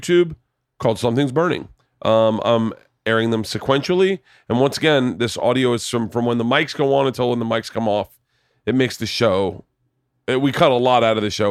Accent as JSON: {"language": "English", "region": "Florida", "country": "United States", "tie": "born or raised there", "moved": "yes", "said": "I'm from Florida"}